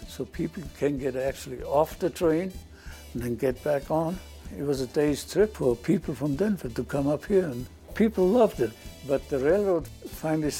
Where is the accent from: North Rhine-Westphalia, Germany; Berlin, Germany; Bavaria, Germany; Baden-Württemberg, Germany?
Bavaria, Germany; Munich; moved away as an adult; I was born and raised in Munich, Germany